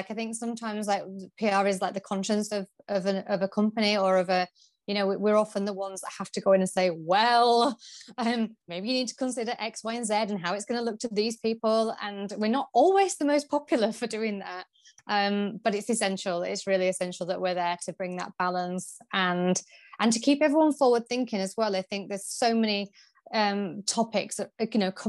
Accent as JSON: {"language": "English", "region": "Yorkshire and the Humber", "country": "United Kingdom", "said": "So I'm originally from Yorkshire and I went to university in Leicester, the University of Leicester"}